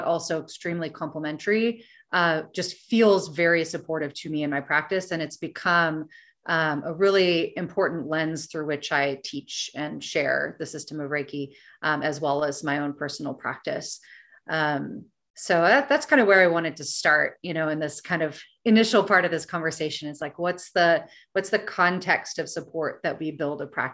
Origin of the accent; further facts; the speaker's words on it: United States; as an American woman